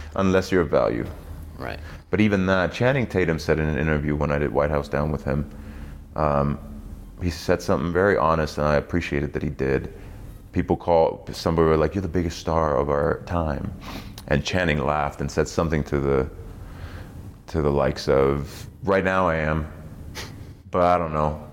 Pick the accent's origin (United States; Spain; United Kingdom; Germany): Germany; East Germany; moved away; I was raised in East Germany